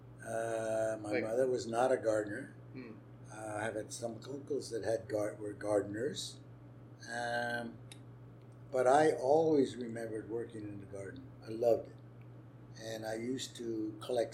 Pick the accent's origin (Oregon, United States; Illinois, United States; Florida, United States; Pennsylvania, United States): Pennsylvania, United States; Allentown; also born or lived in Philadelphia, Pennsylvania / New Hope, Pennsylvania; I was born in Philadelphia, but brought up in a little town called Allentown